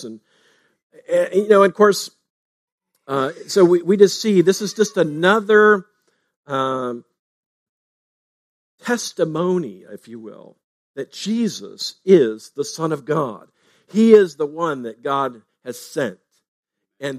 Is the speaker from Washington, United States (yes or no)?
no; Fletcher, Ohio, United States; Fletcher, Ohio, my hometown.